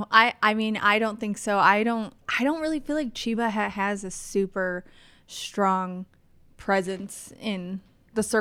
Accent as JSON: {"language": "English", "region": "East Coast", "country": "United States", "said": "I'm from the East Coast, and we don't really have good alternatives to standard, substandard Subway."}